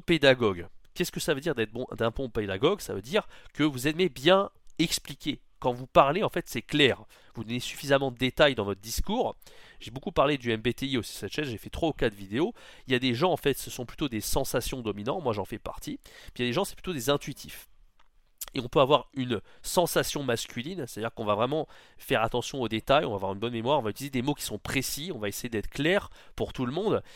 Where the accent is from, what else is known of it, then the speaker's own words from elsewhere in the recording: France; first language French; on est français, c'est notre langue maternelle